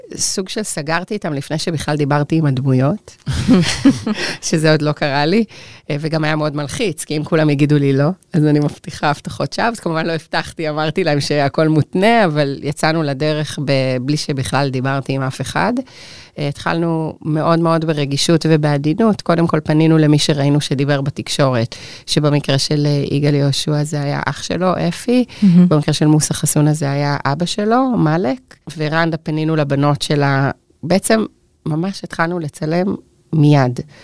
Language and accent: Hebrew; Israel; אני חיה כאן, שגדלתי כאן, שהילדים שלי גדלים כאן